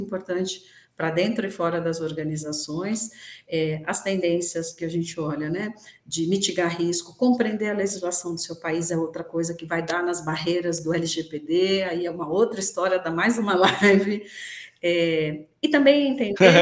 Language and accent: Portuguese; Brazil; nós, como brasileiros